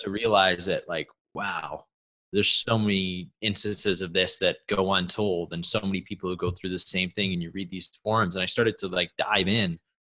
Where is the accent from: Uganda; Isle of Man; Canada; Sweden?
Canada; an athlete growing up in Canada